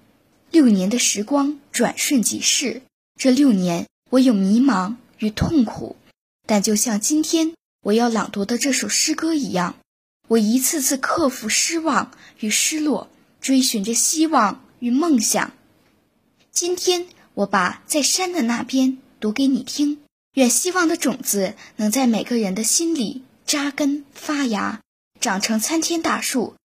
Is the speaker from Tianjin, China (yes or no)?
yes; Tianjin, China; 今年十三岁，我来自天津市蓟州区出头岭镇，这是一个离县城有近四十分钟车程的偏远乡镇。